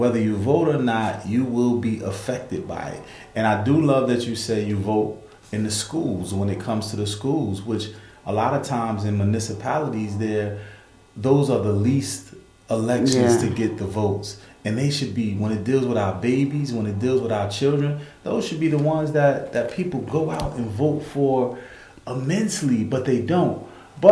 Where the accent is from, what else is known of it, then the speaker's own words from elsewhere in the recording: Newark, New Jersey, United States; the West Ward, where I grew up, where I was raised, where I was born